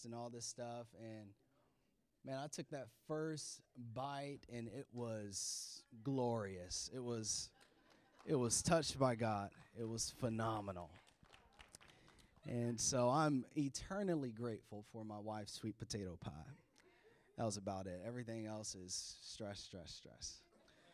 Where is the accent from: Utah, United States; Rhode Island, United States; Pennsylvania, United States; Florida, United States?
Florida, United States; now in Maryland, United States; this is our home now, but we're from Florida